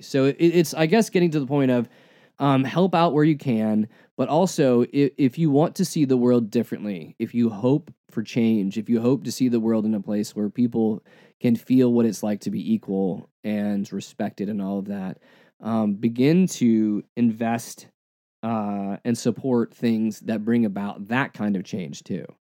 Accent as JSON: {"language": "English", "country": "United States", "said": "we are American"}